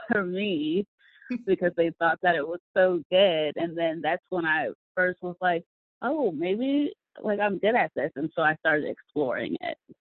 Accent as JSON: {"language": "English", "town": "Rockford", "region": "Illinois", "country": "United States", "tie": "born or raised there", "also_born_or_lived": "Arizona", "moved": "yes", "said": "I grew up in the Midwest in Rockford, right outside of Chicago"}